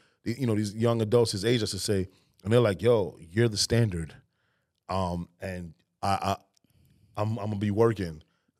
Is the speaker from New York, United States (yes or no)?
yes; New York, United States; we come from New York